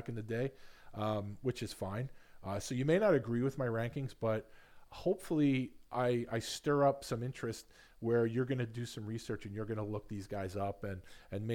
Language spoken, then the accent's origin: English; New York, United States; also born or lived in Long Island; when I was younger, growing up in Queens and on Long Island